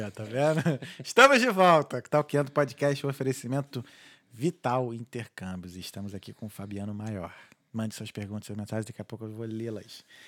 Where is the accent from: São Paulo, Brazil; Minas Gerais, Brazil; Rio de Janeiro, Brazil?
Rio de Janeiro, Brazil; moved away as an adult; now in Ireland; sou muito brasileiro, sou muito carioca